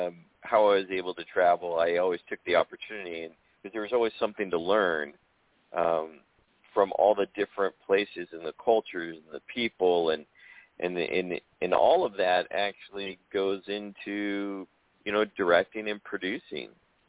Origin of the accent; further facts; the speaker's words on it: Southern California, United States; You know, I'm a native Californian, you know, born and raised in Southern California.